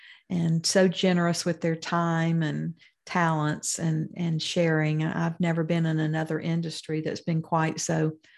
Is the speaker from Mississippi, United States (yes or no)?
yes; Mount Olive, Mississippi, United States; my hometown of Mount Olive, Mississippi